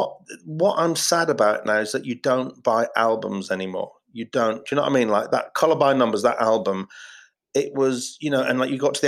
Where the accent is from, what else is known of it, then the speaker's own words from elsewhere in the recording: Yorkshire and the Humber, United Kingdom; the north, I'm from Yorkshire, and I'm sort of, you know, I was like free dinners kid, so like I've got a bit of a northern chip on my shoulder